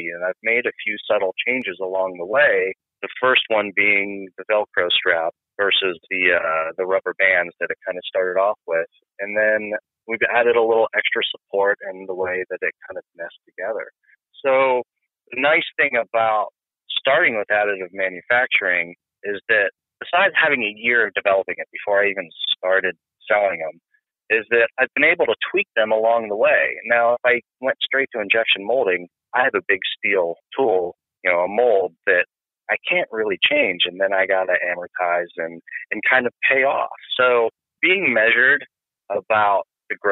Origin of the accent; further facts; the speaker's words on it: Northeast Ohio, United States; I'm from Ohio, Northeast Ohio. So there, when I was growing up, there's Lordstown and GM